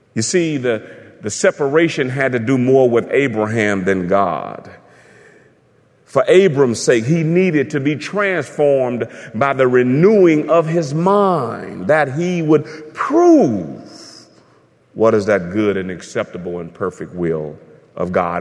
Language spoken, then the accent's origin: English; United States; I'm an American